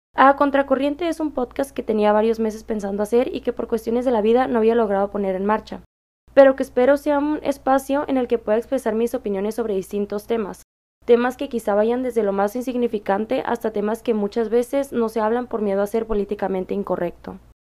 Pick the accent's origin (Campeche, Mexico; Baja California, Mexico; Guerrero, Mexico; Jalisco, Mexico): Baja California, Mexico; Mexicali; soy de Mexicali, Baja California